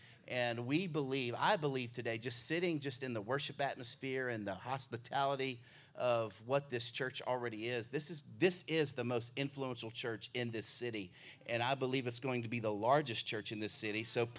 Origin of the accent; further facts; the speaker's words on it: Baltimore, Maryland, United States; I come all the way from Baltimore.